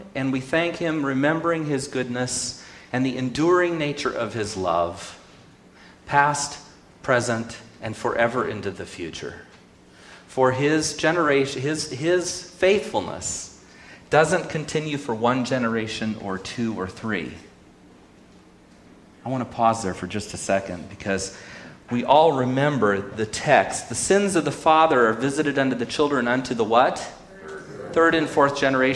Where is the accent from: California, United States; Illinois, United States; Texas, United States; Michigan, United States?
California, United States; Sonora; whose fabulous mother I grew up with in Sonora